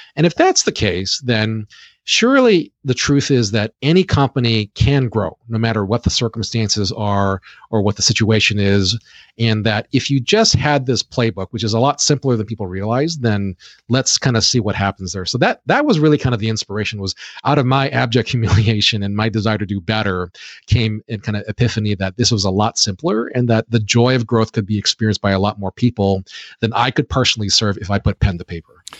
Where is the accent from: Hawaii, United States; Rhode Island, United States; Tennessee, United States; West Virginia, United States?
Hawaii, United States; I was born and raised in Hawaii, as you had mentioned before about my high school.